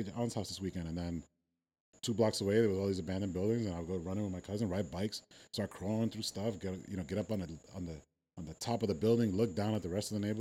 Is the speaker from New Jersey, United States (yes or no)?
no; New York City, New York, United States; I grew up in Brooklyn, New York, in the 80s and 90s